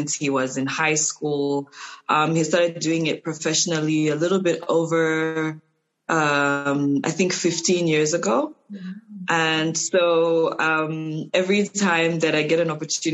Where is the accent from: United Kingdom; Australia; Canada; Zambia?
Zambia; Ndola, Copperbelt Province; also born or lived in Luanshya; I grew up in Ndola, actually. I was born in Luansha